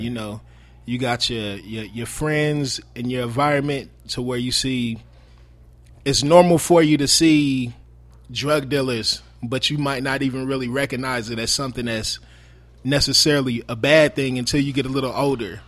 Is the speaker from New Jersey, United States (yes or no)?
no; Marion, Indiana, United States; I'm originally from Marion, Indiana. Um, I g, born and raised in Marion, Indiana. I moved to Indianapolis when I was fifteen years old